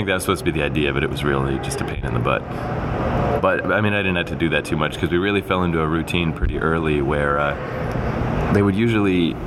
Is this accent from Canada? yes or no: yes; Canada; I grew up in Canada and I grew up in a house like